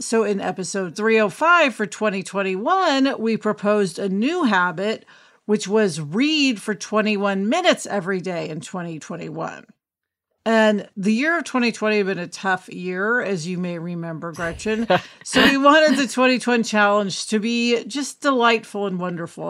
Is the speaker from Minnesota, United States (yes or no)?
no; Kansas City, Missouri, United States; now in Los Angeles, United States; TV writer and producer who usually is in LA, but today home in Kansas City